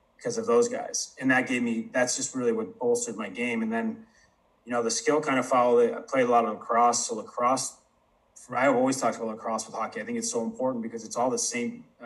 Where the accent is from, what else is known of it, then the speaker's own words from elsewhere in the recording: Syracuse area, New York, United States; moved away; Don Kernan came and took over the rink in my hometown when I was probably 10, 11 years old